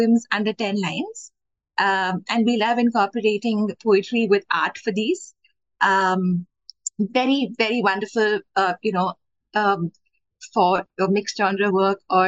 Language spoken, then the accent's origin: English; Bangalore, Karnataka, India; I am from Bangalore, India